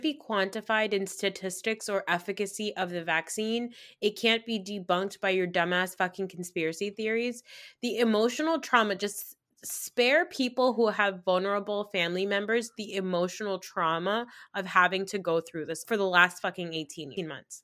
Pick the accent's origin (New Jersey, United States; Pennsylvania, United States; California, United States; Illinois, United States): New Jersey, United States; I'm a Pakistani girl from New Jersey